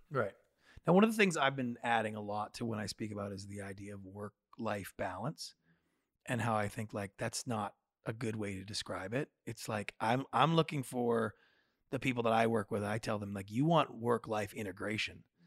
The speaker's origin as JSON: {"language": "English", "town": "Victoria", "region": "British Columbia", "country": "Canada", "tie": "born or raised there", "said": "growing up in Victoria, we have slightly different expectations for the size and scope of lives than the typical Americans do."}